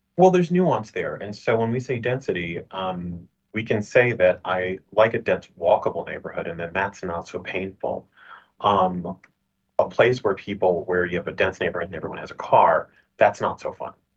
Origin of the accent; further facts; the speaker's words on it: Boston, Massachusetts, United States; I grew up in Boston